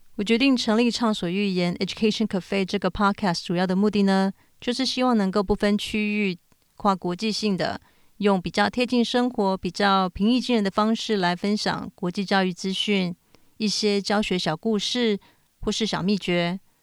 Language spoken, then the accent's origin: Chinese; Taiwan; also born or lived in United States; now in Tokyo, Japan; 我从小在台湾、美国长大，后来搬到日本。我现在住在日本东京